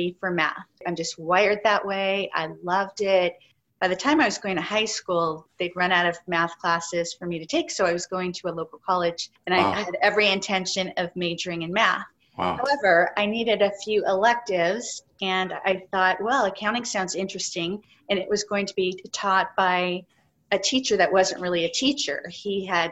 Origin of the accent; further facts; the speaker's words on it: San Francisco, California, United States; growing up in San Francisco